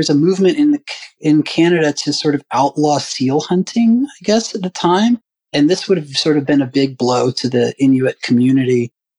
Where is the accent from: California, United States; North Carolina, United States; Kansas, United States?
North Carolina, United States; I'm from North Carolina originally too. And I did have some early pig picking memories and stuff like that.